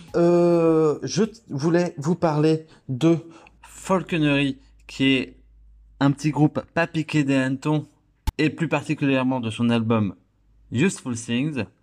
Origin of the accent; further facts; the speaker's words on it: Dijon, Bourgogne-Franche-Comté, France; je viens de Dijon